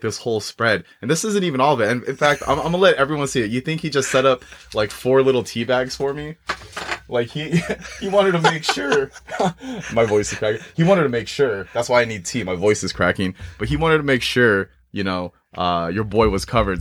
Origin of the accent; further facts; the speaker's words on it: Moreno Valley, California, United States; I grew up in Mar-, Moreno Valley